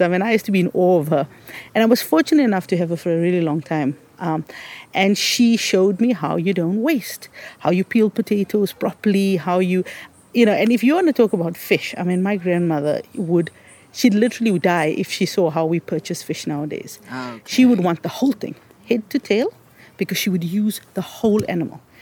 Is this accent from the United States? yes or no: no; South Africa; living in a South African context as an Indian, because we were black, um, you know, we were squashed into the, what was called the Asiatic Bazaar